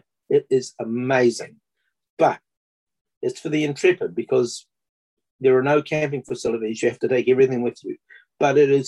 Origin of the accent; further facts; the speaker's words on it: Rotorua, Bay of Plenty, New Zealand; I was born and I was brought up in Rotorua